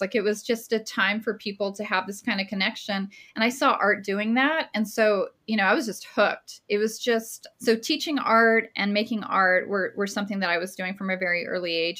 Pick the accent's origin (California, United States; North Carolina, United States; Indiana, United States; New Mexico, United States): New Mexico, United States; Las Cruces; I'm from Las Cruces, New Mexico